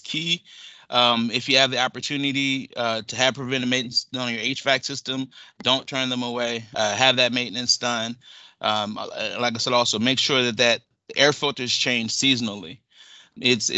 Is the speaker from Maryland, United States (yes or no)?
yes; Zekiah Swamp, Southern Maryland, United States; I grew up on the Zakea Swamp in Southern Maryland.